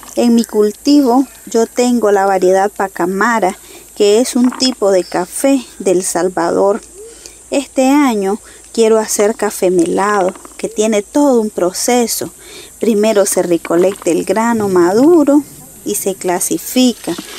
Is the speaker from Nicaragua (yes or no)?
yes; Miraflor, Estelí, Nicaragua; Yo nací en la zona de Miraflor, Nicaragua, donde tengo mi manzana de café